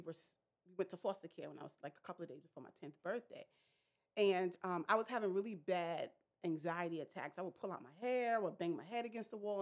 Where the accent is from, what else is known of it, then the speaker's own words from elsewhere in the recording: New York City, New York, United States; I grew up in Brooklyn, New York